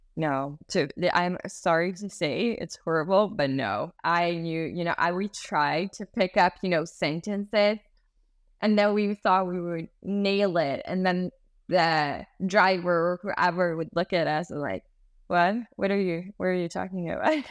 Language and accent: English; Sweden; I was born and raised in Sweden and then have a different culture in the background